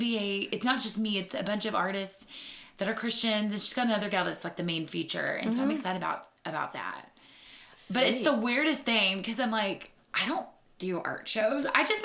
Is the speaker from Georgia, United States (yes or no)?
no; North Carolina, United States; But we don't say pecan. I came from North Carolina and they say pecan.